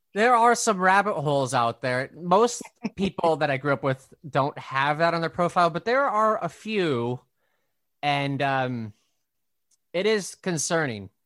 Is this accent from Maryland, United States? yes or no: no; Brainard, Nebraska, United States; moved away as an adult; now in Brooklyn, United States; I'm from Brainerd, Nebraska